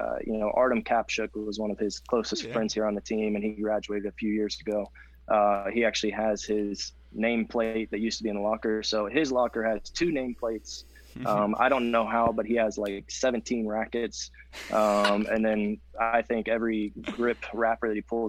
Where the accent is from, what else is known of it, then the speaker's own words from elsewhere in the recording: Houston, Texas, United States; moved away as an adult; also born or lived in Austin; now in Lubbock, United States; growing up in Houston or going to school in Austin